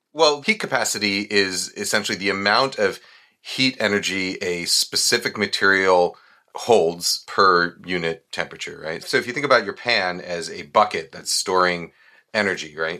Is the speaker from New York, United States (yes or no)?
yes; New York, United States; when I was growing up in New York